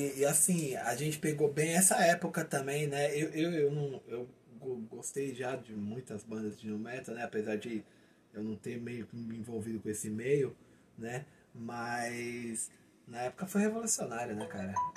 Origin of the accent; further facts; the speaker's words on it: Santo André, ABC Paulista, São Paulo, Brazil; a gente é aqui de Santander, da ABC